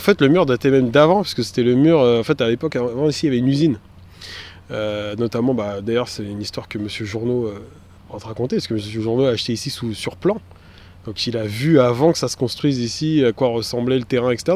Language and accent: French; Montreuil, Île-de-France, France; j'ai grandi dans le quartier Paul Signac, rue Rochebrune au 18 toute ma vie.